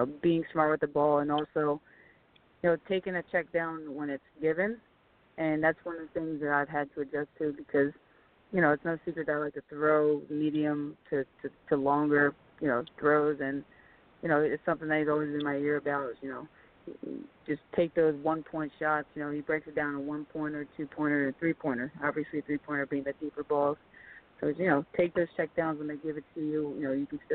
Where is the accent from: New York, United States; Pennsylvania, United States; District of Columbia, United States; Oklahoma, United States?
Pennsylvania, United States; Philadelphia; I grew up in Philadelphia